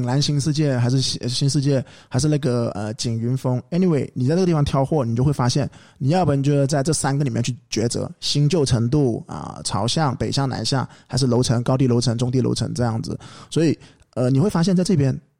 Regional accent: Guangzhou, Guangdong, China; 我们广东人

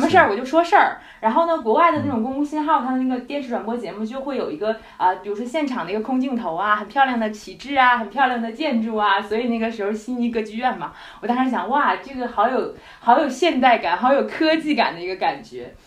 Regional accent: Harbin, Heilongjiang, China; 我是哈尔滨人

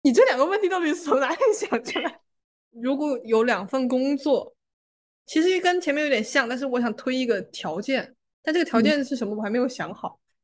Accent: Fujian, China; 茶的地位在我们福建人心中这么高

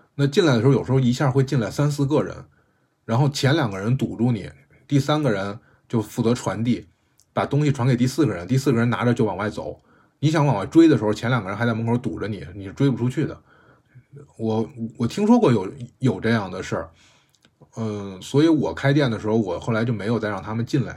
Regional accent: Beijing, China; 我在胡同里长大的

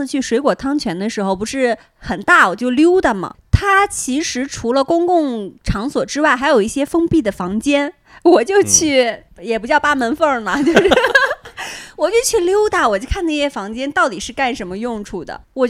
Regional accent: northern China, China; 其实我是个北方人，但我很少去洗浴中心

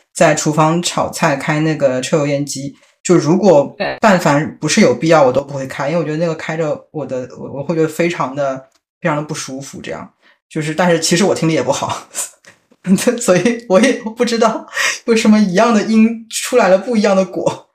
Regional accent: Shanghai, China; moved away; 对于上海人来讲，举一个例子，就是前鼻音后鼻音，我们不太分得清嘛。那因为我们嗯在别听别人讲这个东西的时候，我们啊从小就不太分。

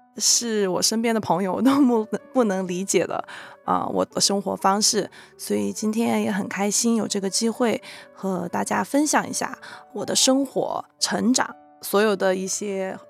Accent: China; moved away as an adult; now in United States; 他本人是来自波兰，然后我来自中国，然后我们都是大概十九二十岁去的美国，然后一起在美国扎根生活下来

